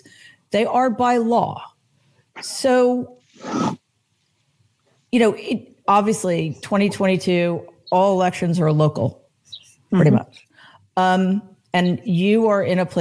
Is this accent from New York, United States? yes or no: yes; New York City, New York, United States; I'm from New York. Which New York City